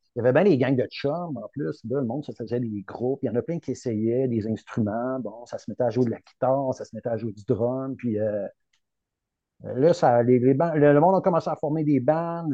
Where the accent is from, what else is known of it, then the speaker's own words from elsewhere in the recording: Rimouski, Quebec, Canada; je suis natif de Rimouski